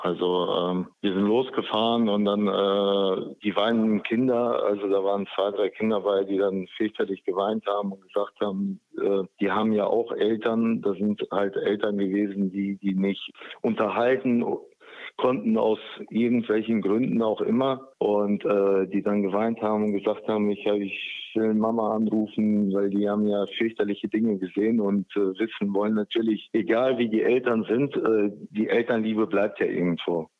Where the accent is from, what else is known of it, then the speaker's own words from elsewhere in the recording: North Rhine-Westphalia, Germany; bei uns in NRW